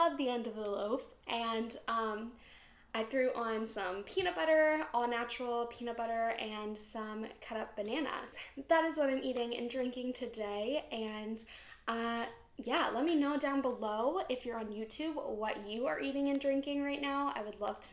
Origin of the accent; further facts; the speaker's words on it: Ohio, United States; I'm from Ohio.